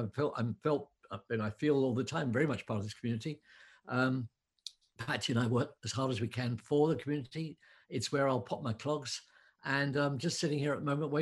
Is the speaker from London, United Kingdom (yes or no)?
yes; London, United Kingdom; moved away as an adult; now in West Cork, Ireland; I'm a Londoner, I spent my entire life in cities